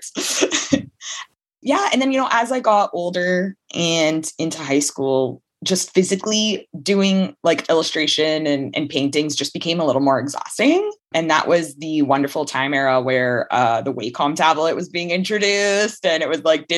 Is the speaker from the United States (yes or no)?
no; Hamilton, Ontario, Canada; I grew up in Hamilton, Ontario, Canada, still there